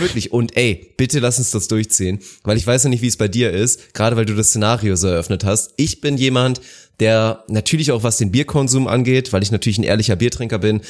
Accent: Northern Germany, Germany; now in Bavaria, Germany; Ich natürlich wurde da auch sehr oft mit konfrontiert als Nordlicht

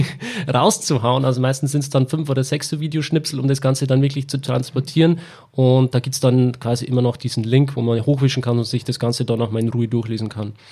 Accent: Weiden, Bavaria, Germany; in Weiden, wo ich herkomme

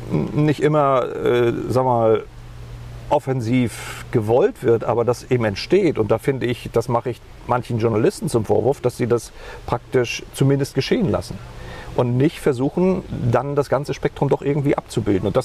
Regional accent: Germany; Ich bin ein Kind der Wende. Äh, wir sind in der DDR aufgewachsen

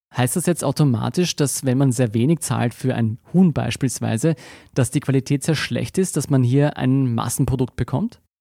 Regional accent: Austria; bei uns in Österreich

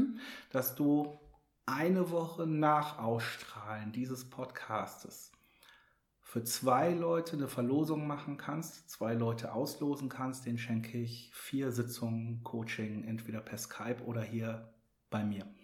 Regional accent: Hamburg, Germany; Als Hamburger

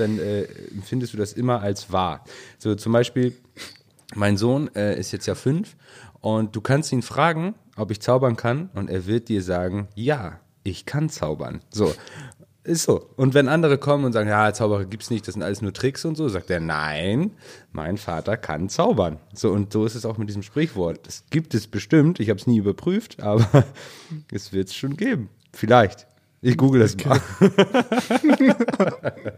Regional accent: Northern Germany, Germany; für uns hier im Norden

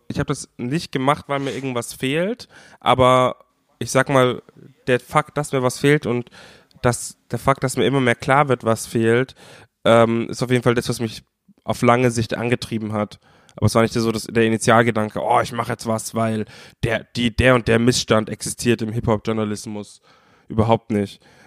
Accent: Bavaria, Germany; ich als Bayer

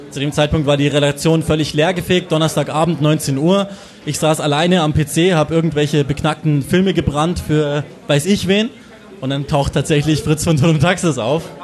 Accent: Burghausen, Bavaria, Germany; born there; now in Munich, Germany; Ich komme gebürtig aus Burghausen, die sind ja heute auch in der Stadt.

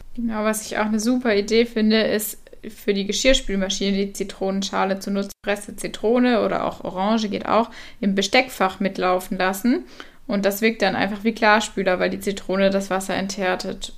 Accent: Southern Germany, Germany; ich komme ja aus dem Süden von Deutschland

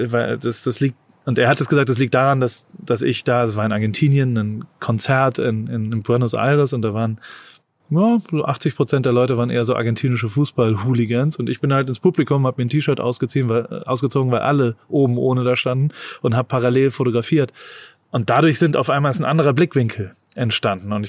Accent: United States; ich komme da aus Amerika und denk halt nur nachfrageorientiert

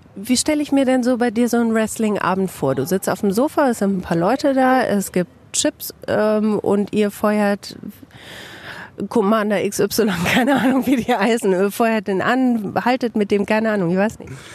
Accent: Bielefeld, North Rhine-Westphalia, Germany

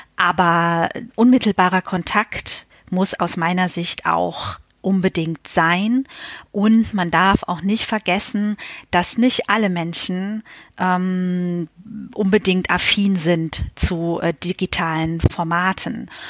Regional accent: Westerwald, Rhineland-Palatinate, Germany; also born or lived in Berlin; now in Bonn, Germany; im Westerwald, äh, wo ich herkomme

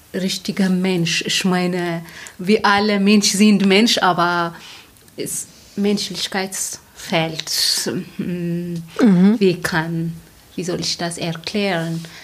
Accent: Eritrea; German is a second language; also born or lived in Sweden; now in Heidelberg, Germany; Ich komme aus Eritrea

